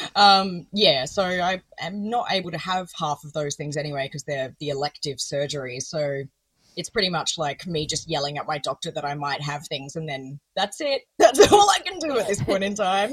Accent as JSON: {"language": "English", "town": "Adelaide", "region": "South Australia", "country": "Australia", "tie": "born or raised there"}